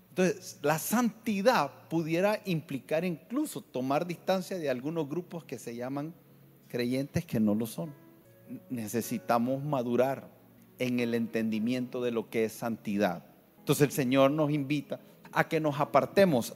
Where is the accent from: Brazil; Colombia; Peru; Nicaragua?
Nicaragua; yo soy Nica y mi esposa es Nica